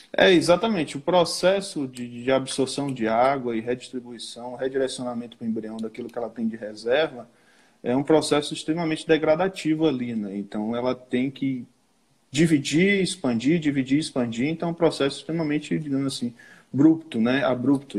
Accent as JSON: {"language": "Portuguese", "town": "Cruz das Almas", "region": "Bahia", "country": "Brazil", "said": "eu sou de Cruz das Almas, ali interiorzinho perto de Salvador, né? Mas a região que eu atuo, que eu trabalho, é aqui no oeste da Bahia"}